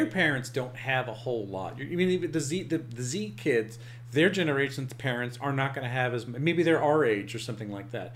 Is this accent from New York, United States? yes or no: yes; Long Island, New York, United States; I grew up on Long Island